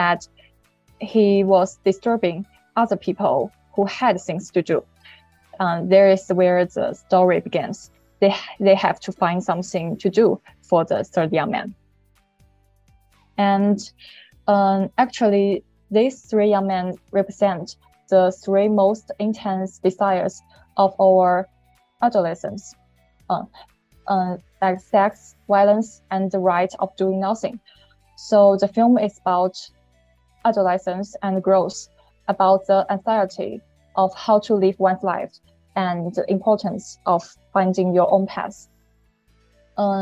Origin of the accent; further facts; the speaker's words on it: China; I come from China.